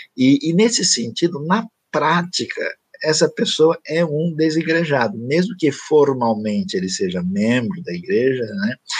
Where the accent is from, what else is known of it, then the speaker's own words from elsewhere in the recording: São Paulo, Brazil; moved away; also born or lived in Tocantins; Eu nasci e vivi inicialmente em São Paulo, eu morei um tempo no Tocantins